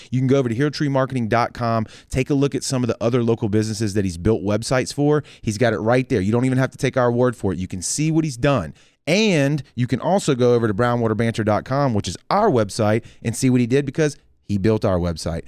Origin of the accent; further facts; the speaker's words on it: the South, United States; we're from the South.